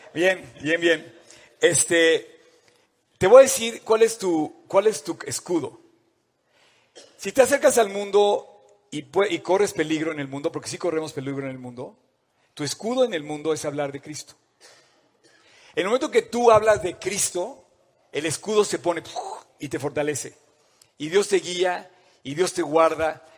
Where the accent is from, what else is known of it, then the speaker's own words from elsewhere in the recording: Mexico; como mexicanos